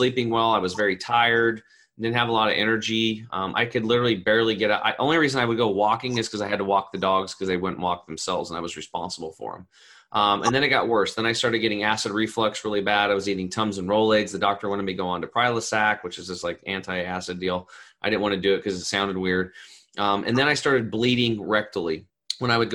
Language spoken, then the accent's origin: English; Eastern Oregon, United States; I grew up over in Eastern Oregon